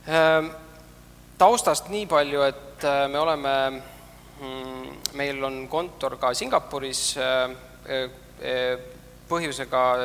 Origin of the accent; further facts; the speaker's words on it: Estonia; me ise oleme ikkagi asutajad, oleme eestlased